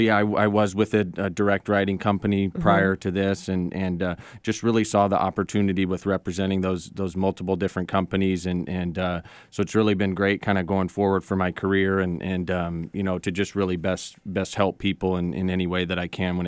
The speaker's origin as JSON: {"language": "English", "town": "Phoenix", "region": "Arizona", "country": "United States", "tie": "born or raised there", "said": "Sure. So I grew up in Phoenix."}